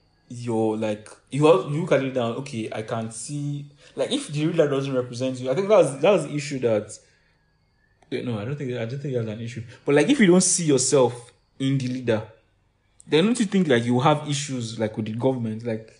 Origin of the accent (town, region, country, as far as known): Nigeria